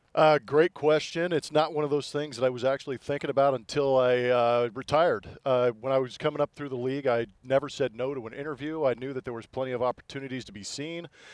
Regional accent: Southern California, United States; moved away as an adult; now in Houston, United States; being a Southern California guy

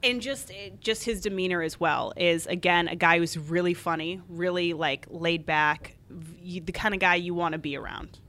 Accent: Arizona, United States; moved away as an adult; also born or lived in Colorado Springs / Oklahoma City; now in Chicago, United States; I grew up in Arizona

